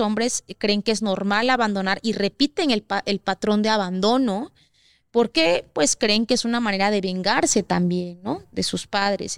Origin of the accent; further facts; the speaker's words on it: Oaxaca, Mexico; somos de Oaxaca